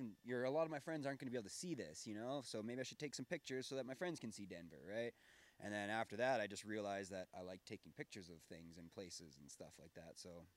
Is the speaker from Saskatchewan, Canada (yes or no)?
yes; Clavet, Saskatchewan, Canada; I grew up in a small town called Clavette, just outside of Saskatoon in Saskatchewan.